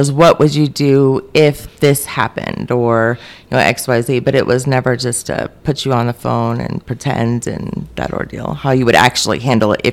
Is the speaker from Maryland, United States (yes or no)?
yes; Maryland, United States; moved away; moved to Maryland, which was my home state, for about 17 years.